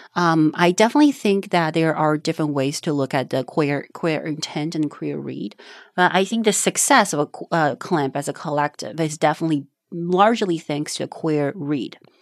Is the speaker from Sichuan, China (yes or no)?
yes; Panzhihua, Sichuan, China; English is a second language; moved away; born and raised in China. It's a very small town called Panzhihua